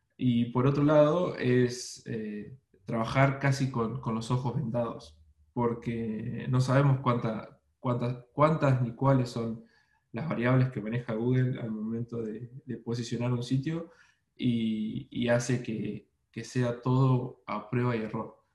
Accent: Argentina; moved away as an adult; also born or lived in Buenos Aires, Argentina; now in Melbourne, Australia; como verán por mis acentos, no soy ecuatoriano, soy de Argentina, viví muchos años en Buenos Aires

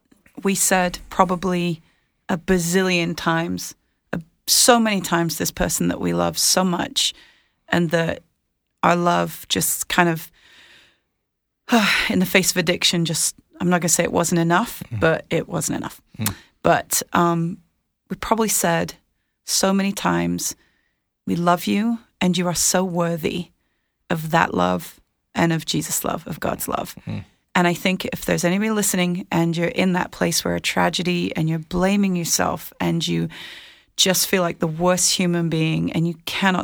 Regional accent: United Kingdom; Well, and mine too, because I'm British.

